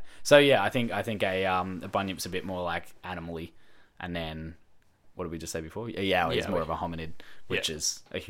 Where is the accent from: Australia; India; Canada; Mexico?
Australia; Dandenong Ranges, Victoria; We grew up together in the Dandenong Ranges outside of Melbourne.